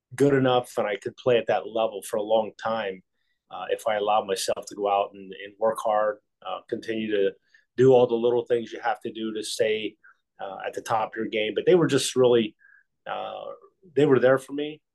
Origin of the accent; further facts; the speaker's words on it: Ohio, United States; I grew up in Ohio